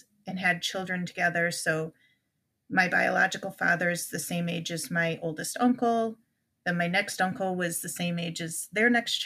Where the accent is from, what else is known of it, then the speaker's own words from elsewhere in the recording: Illinois, United States; we grew up in Illinois